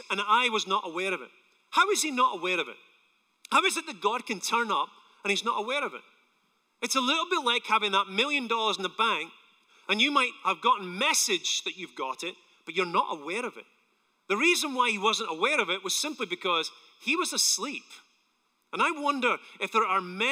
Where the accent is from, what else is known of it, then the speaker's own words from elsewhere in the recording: Scotland, United Kingdom; now in United States; I'm from Scotland